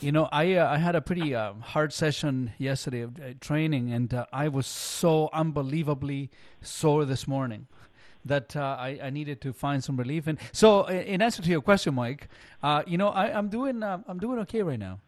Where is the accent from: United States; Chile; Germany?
Chile; English is a second language; now in Canada; growing up in Chile